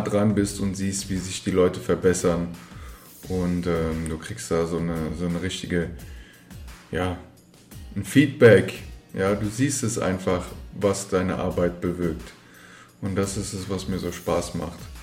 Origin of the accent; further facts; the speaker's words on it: Frankfurt am Main, Hesse, Germany; ich bin in Frankfurt am Main geboren und aufgewachsen